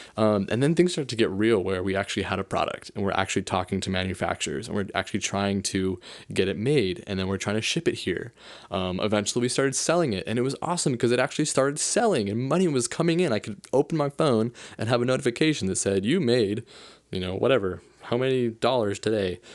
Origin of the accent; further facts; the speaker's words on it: South Lake Tahoe, California, United States; I'm from South Lake Tahoe, California. And, uh, I grew up there since I was in second grade